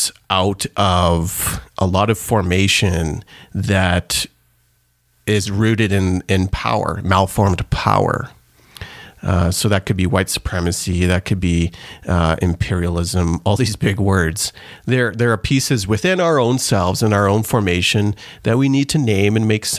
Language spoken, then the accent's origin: English; Canada; also born or lived in Trinidad; I was born in Trinidad and then immigrated to Canada in the mid-80s.